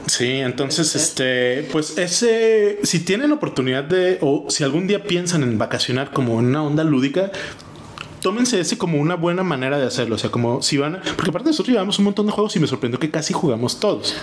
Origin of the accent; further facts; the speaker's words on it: Mexico; now in Germany; aunque nosotros estamos en Alemania, seguimos siendo mexicanos